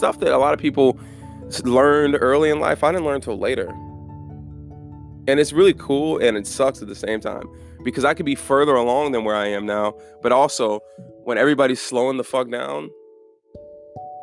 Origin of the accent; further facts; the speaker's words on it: Germany; I'm from Germany